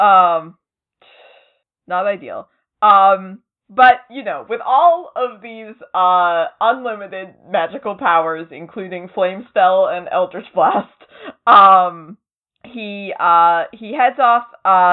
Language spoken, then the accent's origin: English; near Salem, Massachusetts, United States; I'm not from Salem, but I'm, like, I'm close to Salem